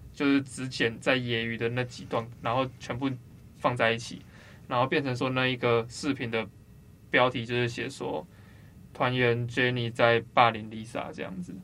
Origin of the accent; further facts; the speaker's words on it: Taiwan; 我们台湾人